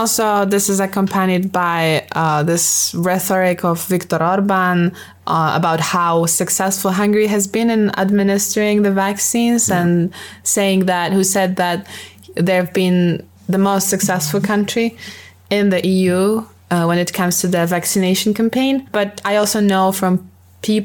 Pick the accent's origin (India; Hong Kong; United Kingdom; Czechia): Czechia; Bohemia; I'm from Bohemia, a God-blessed land. I'm a Bohemian.